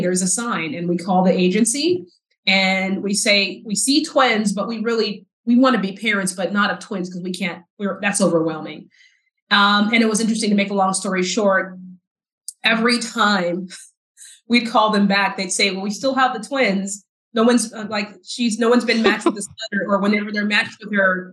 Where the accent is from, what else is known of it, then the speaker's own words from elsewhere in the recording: South Texas, United States; moved away as an adult; also born or lived in Dallas, Texas; as a Black queer girl growing up in the South